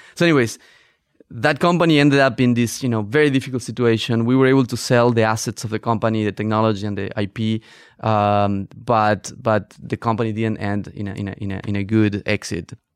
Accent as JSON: {"language": "English", "region": "northern Argentina", "country": "Argentina", "tie": "born or raised there", "also_born_or_lived": "Barcelona, Spain", "moved": "as an adult", "said": "I grew up in Argentina, in the north of Argentina"}